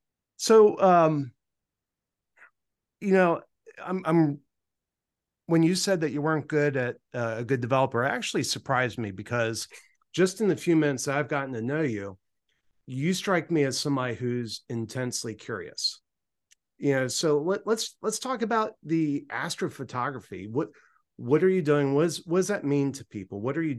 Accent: Maryland, United States; I grew up on the Eastern Shore of Maryland, and I grew up right on the Choptank River, which is, you know, a tributary of the Chesapeake Bay.

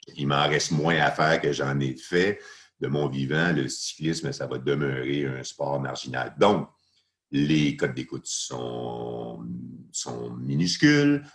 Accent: Laval, Quebec, Canada; j'étais parti de chez moi à Saint-Vincent-de-Paul à Laval

